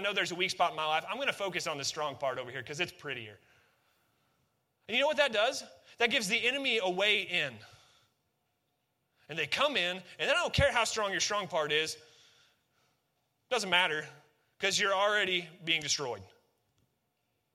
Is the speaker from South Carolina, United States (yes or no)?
no; Northwest Missouri, United States; we're from Northwest Missouri